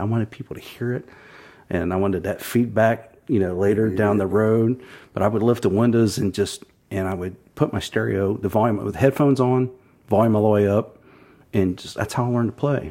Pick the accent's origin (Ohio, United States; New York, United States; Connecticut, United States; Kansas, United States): Ohio, United States; Thornville; also born or lived in Zanesville; I was born in Zanesville, but grew up in Thornville, uh, which is just Buckeye Lake, essentially